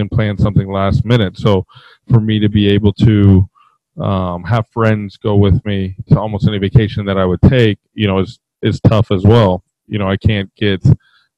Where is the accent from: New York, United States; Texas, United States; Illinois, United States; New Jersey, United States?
Texas, United States; Dallas; now in Midwest, United States; I used to live in Dallas, or I grew up in Dallas